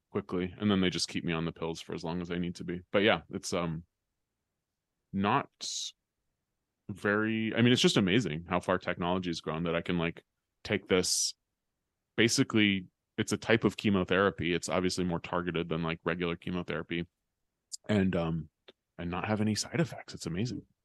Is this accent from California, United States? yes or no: yes; California, United States; moved away as an adult; also born or lived in New York; when I was growing up in California